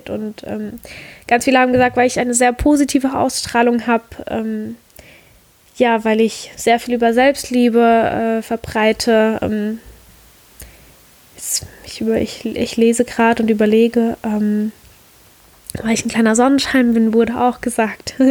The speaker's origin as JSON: {"language": "German", "region": "Rhineland-Palatinate", "country": "Germany", "tie": "born or raised there", "said": "Heimatort ist für mich mein Dörfchen, wo ich groß geworden bin, ein ganz kleines Dörfchen in der Südpfalz."}